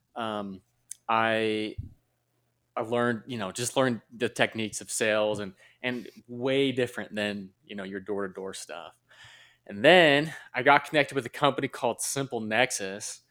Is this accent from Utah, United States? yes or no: yes; Utah, United States; born and raised in Utah, same with my wife.